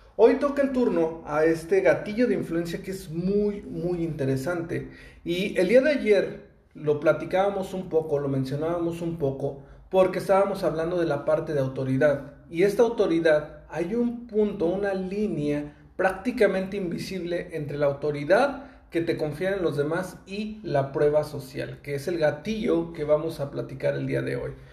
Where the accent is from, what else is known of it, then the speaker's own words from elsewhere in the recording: Mexico; yo soy de México y en México tenemos esa costumbre